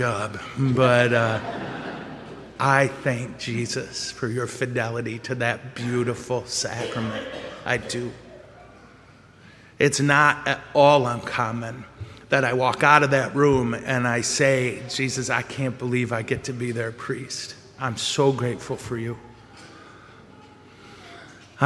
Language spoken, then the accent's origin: English; corner of Ditch and M-13, Michigan, United States; I was on the corner of Ditch and M13